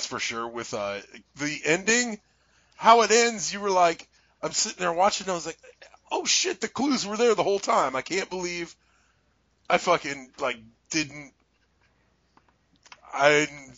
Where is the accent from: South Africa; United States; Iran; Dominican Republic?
United States; Midwest; us Midwestern idiots